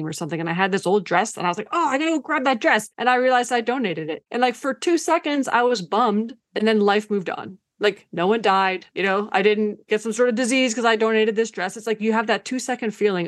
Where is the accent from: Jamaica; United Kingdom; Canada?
Canada; first language Ukrainian; English is a second language; I was born in Canada.